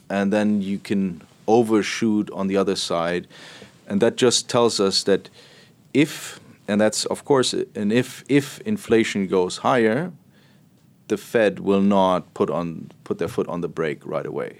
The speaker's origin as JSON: {"language": "English", "region": "Berlin", "country": "Germany", "moved": "yes", "said": "I'm from Berlin"}